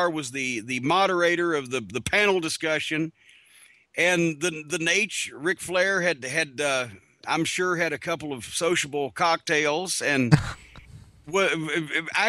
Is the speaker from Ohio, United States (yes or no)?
no; Kentucky, United States; accent: Southern; I'm from Kentucky